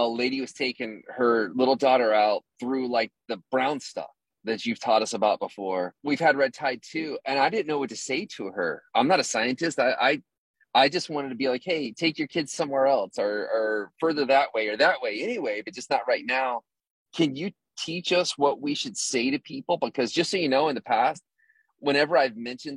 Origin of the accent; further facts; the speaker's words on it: Florida, United States; moved away; I'm from Florida and we never have waves